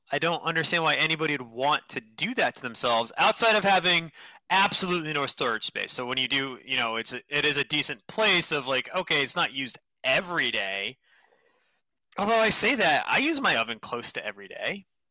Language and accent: English; Northeast, United States; I grew up in the Northeast